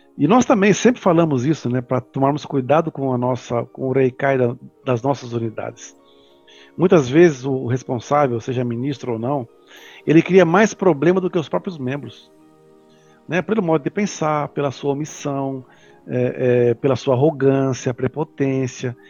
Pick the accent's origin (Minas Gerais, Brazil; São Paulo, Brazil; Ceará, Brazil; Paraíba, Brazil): São Paulo, Brazil; eu sou aqui de São Paulo